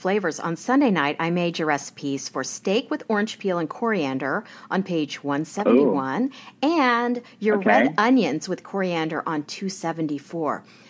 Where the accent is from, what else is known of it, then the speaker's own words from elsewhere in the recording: Midwest, United States; So growing up in the Midwest